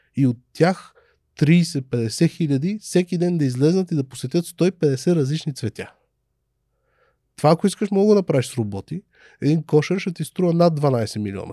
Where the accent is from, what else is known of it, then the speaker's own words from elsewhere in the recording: Sofia, Sofia City, Bulgaria; аз съм отраснал в Люлин